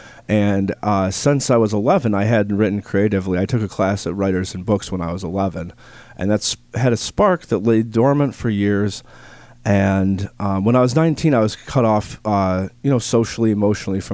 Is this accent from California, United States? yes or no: no; Victor, New York, United States; now in Rochester, United States; I grew up to the east or southeast, Victor.